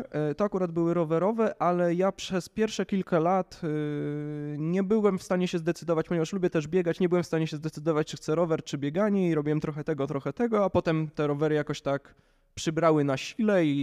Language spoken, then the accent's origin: Polish; Warsaw, Masovian Voivodeship, Poland; To znaczy, tu no, jestem z Warszawy, więc w okolicach Warszawy mi się nie zdarza